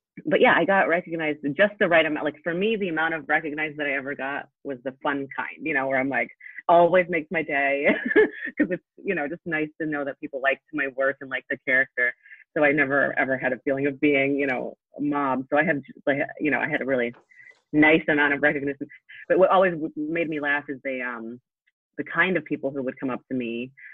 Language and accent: English; Poland; born there; I was born in Poland, so both of my parents have had thick accents.